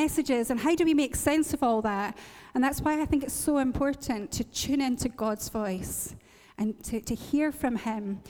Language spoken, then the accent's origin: English; Northern Ireland, United Kingdom; moved away; this motorway that joins where I have my hometown to Belfast